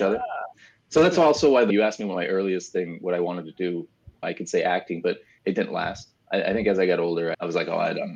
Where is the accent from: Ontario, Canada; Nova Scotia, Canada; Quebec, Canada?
Ontario, Canada; Brampton; moved away; also born or lived in Etobicoke, Toronto; I grew up in Brampton, Ontario, which is like a little further up from Toronto, so it's a suburb